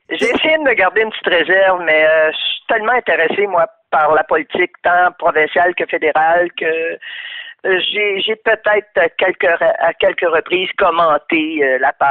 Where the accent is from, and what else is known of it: Quebec, Canada